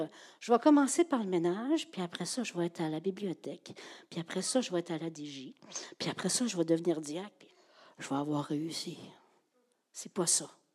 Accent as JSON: {"language": "French", "area": "Gaspésie", "region": "Quebec", "country": "Canada", "said": "je suis une Gaspésienne"}